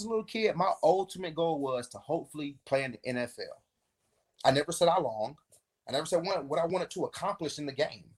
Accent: Davenport, Florida, United States; I'm a kid from Polk County.

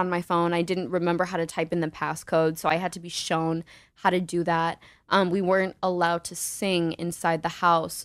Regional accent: Naperville, Illinois, United States; from Naperville, Illinois

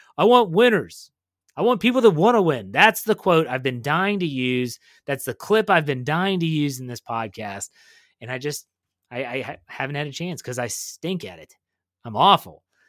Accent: Wheeling, West Virginia, United States; So I grew up in Wheeling, West Virginia.

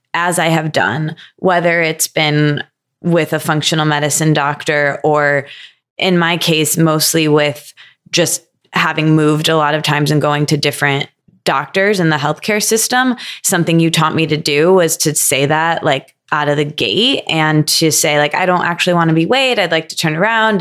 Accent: Midwest, United States; I grew up in the Midwest

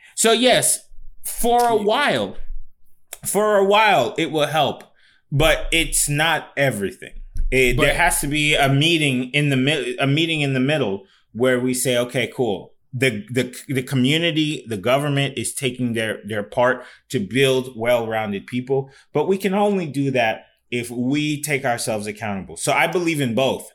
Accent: Fort Lauderdale, Florida, United States; moved away; when I grew up in Fort Lauderdale

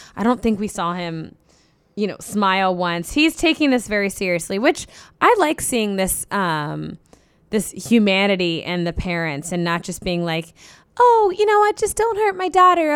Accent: Cincinnati, Ohio, United States; I grew up in Cincinnati

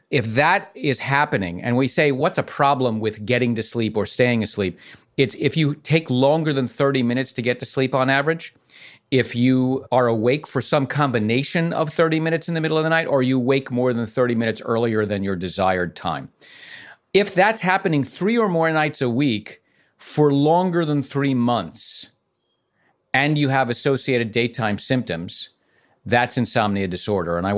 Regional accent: New York City, New York, United States

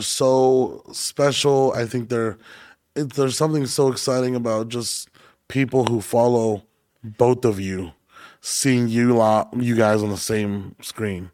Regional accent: Hanford, California, United States; moved away; I grew up in Hanford, California, which is near Fresno

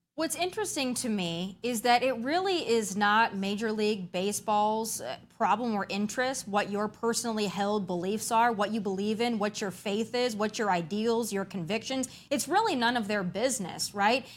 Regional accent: South Dakota, United States; I'm from South Dakota

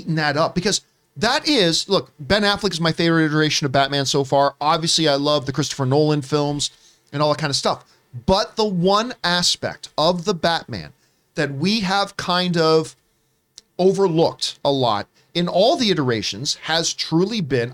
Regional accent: Canada; moved away; my home country of the Canada

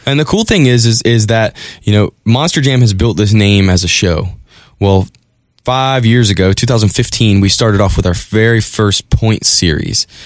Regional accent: Currituck, North Carolina, United States; moved away as an adult; now in Richmond, United States; I grew up in Currituck, North Carolina, which is where Gravedigger's headquartered.

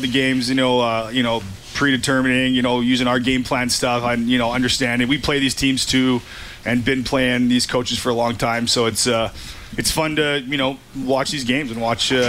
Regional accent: Edmonton, Alberta, Canada; it's kind of cool to see my hometown host the Grey Cup.

